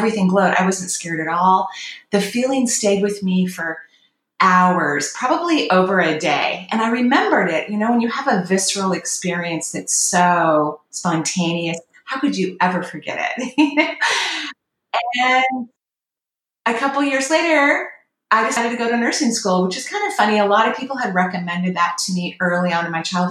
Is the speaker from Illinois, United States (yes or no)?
no; Washington, United States; moved away as an adult; also born or lived in Oregon; My home state is Washington State in the U.S., and I was in Oregon living at the time.